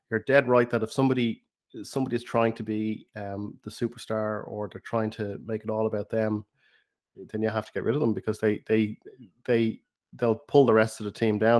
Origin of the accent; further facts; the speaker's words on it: Ireland; accent: Irish; my Irish accent